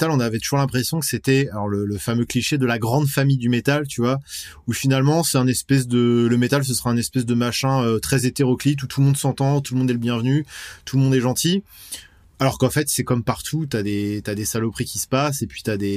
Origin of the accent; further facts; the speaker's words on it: West France, France; Nous, on aime à peu près tous les styles de métal. On vient de, voilà, on vient de l'ouest de la France. C'est une scène qui est assez riche.